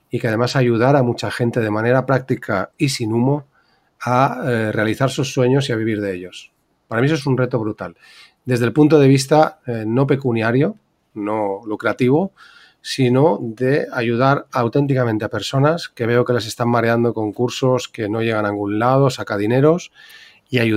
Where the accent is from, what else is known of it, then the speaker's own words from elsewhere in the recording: Balearic Islands, Spain; yo como soy buen mallorquín, somos muy pez de roca